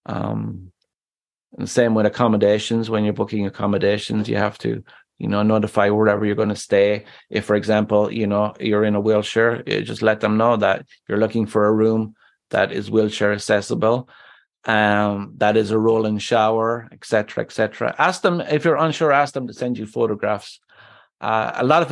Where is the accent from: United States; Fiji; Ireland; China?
Ireland; moved away; My home country of Ireland